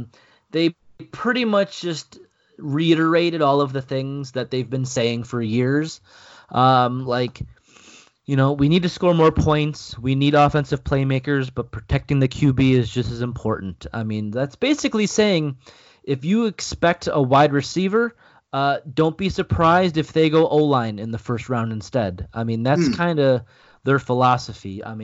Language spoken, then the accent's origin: English; United States; moved away; my home country